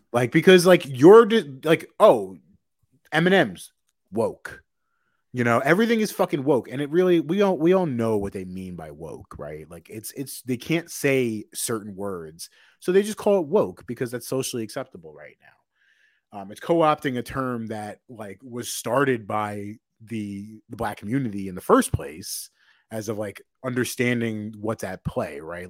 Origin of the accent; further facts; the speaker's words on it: Long Island, New York, United States; We're both from Long Island.